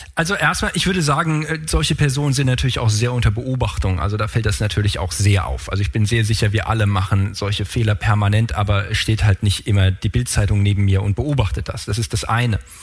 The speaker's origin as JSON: {"language": "German", "town": "Frankfurt", "region": "Hesse", "country": "Germany", "said": "ich komme aus Frankfurt"}